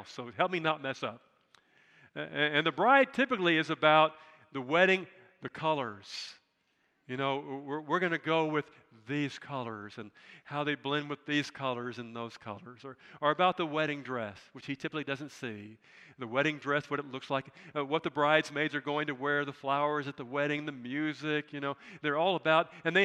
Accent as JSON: {"language": "English", "country": "United States", "said": "I'm proud of being an American"}